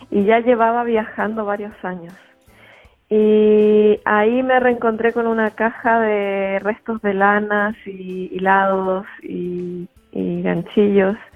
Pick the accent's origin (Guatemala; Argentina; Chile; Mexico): Chile; moved away as an adult; Salí de Chile con la intención de sanarme y de encontrar quién realmente era yo, más allá de mi sociedad, mi cultura, mis padres, mi familia